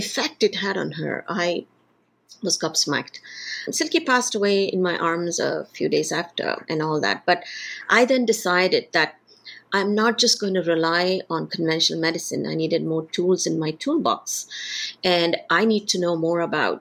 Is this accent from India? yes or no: yes; India; moved away as an adult; also born or lived in United States / United Kingdom; I'm originally from India